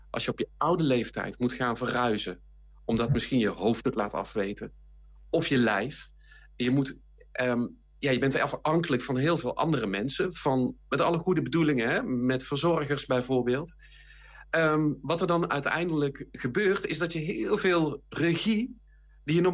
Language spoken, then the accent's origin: Dutch; North Brabant, Netherlands; now in Limburg, Netherlands; ik ben geboren en getogen in Brabant, maar ik woon al jaren in Limburg.